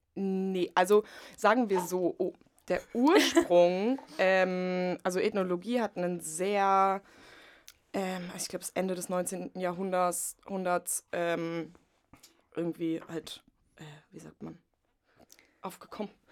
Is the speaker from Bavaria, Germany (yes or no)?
no; Potsdam, Brandenburg, Germany; moved away as an adult; also born or lived in Leipzig; Ich komme aus Potsdam